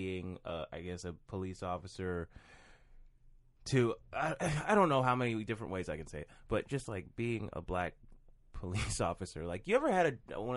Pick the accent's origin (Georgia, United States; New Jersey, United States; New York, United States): Georgia, United States; Atlanta; I grew up in Atlanta